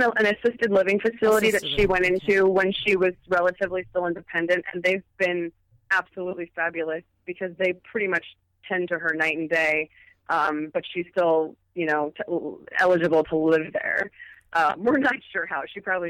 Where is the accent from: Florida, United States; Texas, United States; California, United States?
California, United States; Yeah, you know, I'm originally from Southern California.